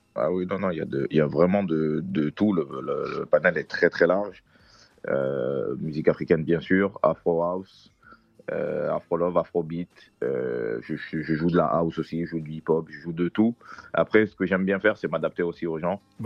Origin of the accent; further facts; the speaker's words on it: Côte d’Ivoire; je suis ivoirien, de tribu Djoula